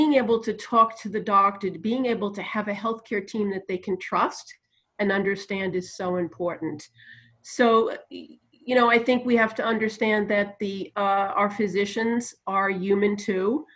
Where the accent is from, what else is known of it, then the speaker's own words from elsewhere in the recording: New York, United States; accent: New Jersey and New York; moved away; also born or lived in New Jersey; Yeah, I guess I have that accent. It's partly New Jersey and New York because I grew up in New York